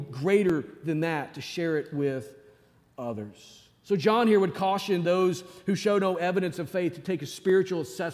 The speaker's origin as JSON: {"language": "English", "region": "Northwest Arkansas", "country": "United States", "tie": "born or raised there", "said": "I grew up in Northwest Arkansas"}